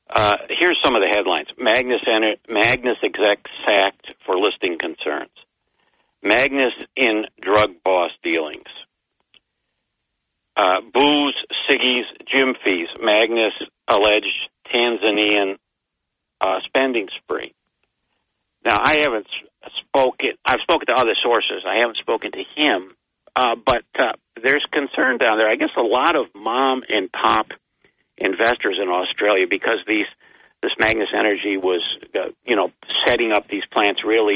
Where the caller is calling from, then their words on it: Binghamton, New York, United States; Well, I'd like to change my name, but right now it's … from Binghamton.